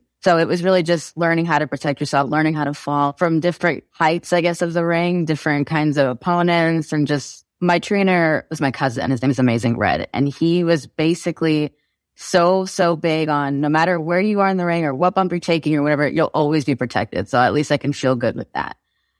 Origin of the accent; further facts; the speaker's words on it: New York City, New York, United States; I was born in Queens, New York, and that's where I spent most of my time.